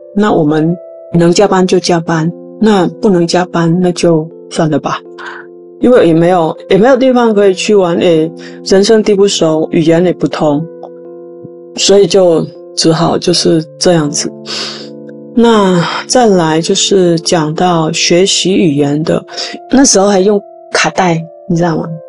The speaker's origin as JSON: {"language": "Chinese", "country": "Vietnam", "second_language": "Chinese", "moved": "as an adult", "lives_now": "Tainan, Taiwan", "said": "我来自越南二十一年前，就是在二零零二年，我第一次踏入台湾的这块宝岛。那当时来台湾来工作，就是台湾人所谓的外劳"}